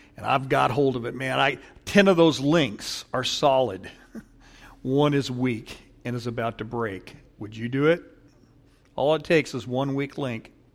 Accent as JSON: {"language": "English", "town": "Paramount", "region": "California", "country": "United States", "tie": "born or raised there", "said": "I grew up in Paramount"}